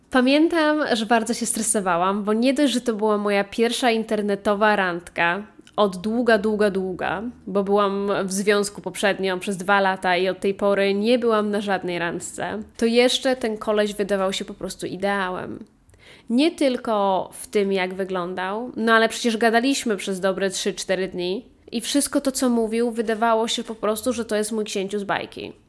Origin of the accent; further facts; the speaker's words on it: Poland; moved away; kiedy wróciłam z powrotem na ojczyznę